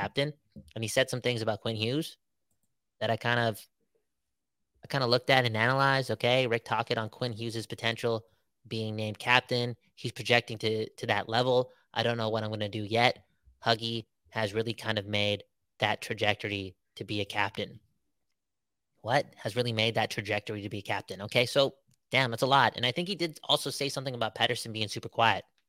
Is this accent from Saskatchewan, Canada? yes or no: no; Surrey, British Columbia, Canada; We're from Surrey after all